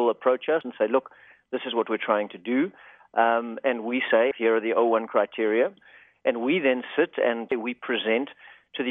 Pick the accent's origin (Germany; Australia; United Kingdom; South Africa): South Africa; moved away as an adult; now in Los Angeles, United States; I actually grew up in South Africa, and I came to the States as a sort of accidental immigrant